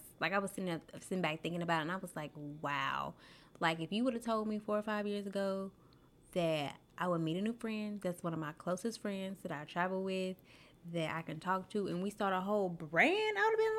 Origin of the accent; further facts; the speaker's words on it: Daingerfield, Texas, United States; From Dangerfield, Texas.